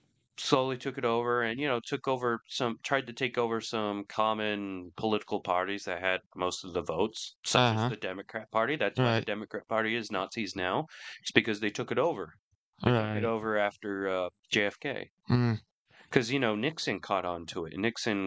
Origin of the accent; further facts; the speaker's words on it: United Kingdom; a lot of British people will tell you how it is, but he hates liberals. I mean, most British people do. I mean, look what it's done to our